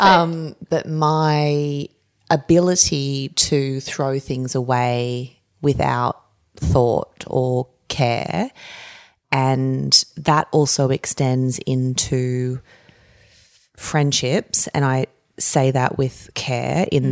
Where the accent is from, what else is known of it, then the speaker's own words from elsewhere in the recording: Campbelltown, New South Wales, Australia; also born or lived in Narellan / Camden; I grew up earlier in Campbelltown and Bradbury